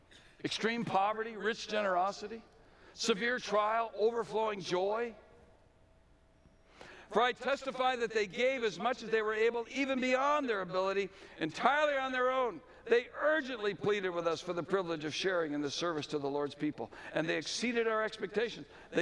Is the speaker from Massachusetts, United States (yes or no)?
yes; Belmont, Massachusetts, United States; I had learned things in Europe and in Mexico and in my hometown of Belmont, Massachusetts.